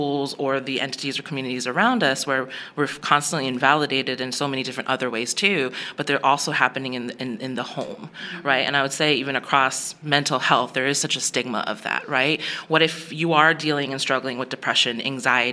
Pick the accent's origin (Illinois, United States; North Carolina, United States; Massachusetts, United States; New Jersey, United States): New Jersey, United States; Bergen County; now in Dallas, United States; I grew up in New Jersey, at a suburb of New Jersey